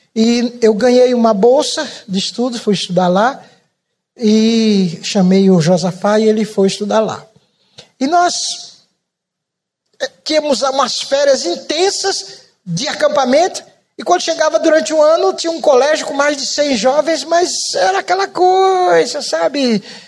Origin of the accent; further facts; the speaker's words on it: Pernambuco, Brazil; moved away; also born or lived in São Paulo; eu não sou baiano, eu sou pernambucano.